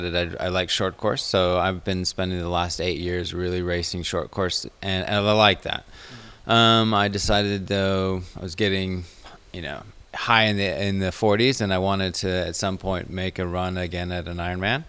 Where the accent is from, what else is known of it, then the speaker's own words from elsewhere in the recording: Chicago, Illinois, United States; also born or lived in Middle East; now in Chamonix, France; I'm from Chicago, but lived in the Middle East for a while where I got into triathlon, but now I live in France, so I live in Chamonix